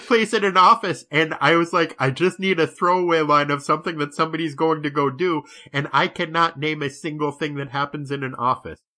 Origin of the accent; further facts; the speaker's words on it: New Hampshire, United States; I grew up in New Hampshire